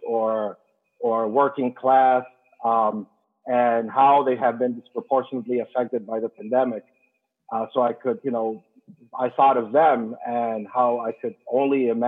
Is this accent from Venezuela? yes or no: yes; Venezuela; English is a second language; moved away as an adult; now in United States; I'm an immigrant. I'm from Latin America. I've been here 15 years